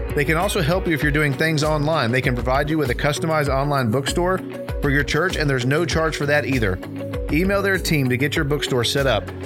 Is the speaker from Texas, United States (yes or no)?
yes; Dallas, Texas, United States; We grew up in Dallas